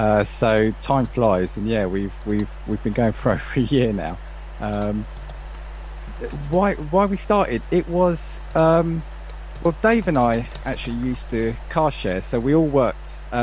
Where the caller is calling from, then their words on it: Welwyn Garden City, East of England, United Kingdom; I am calling from Welwyn Garden City in the UK.